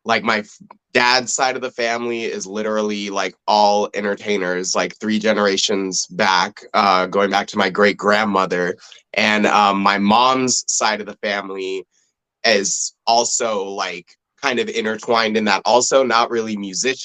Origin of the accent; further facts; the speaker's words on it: Los Angeles, California, United States; I grew up in the San Fernando Valley of Los Angeles, so I'm a Valley boy